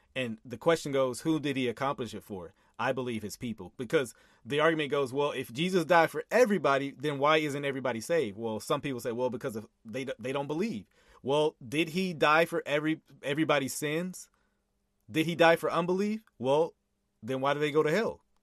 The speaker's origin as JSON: {"language": "English", "region": "Texas", "country": "United States", "said": "I'm from Texas"}